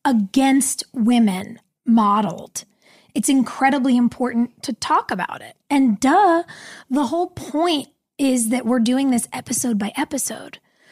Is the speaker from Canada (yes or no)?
yes; Canada; I'm just a Canadian guy.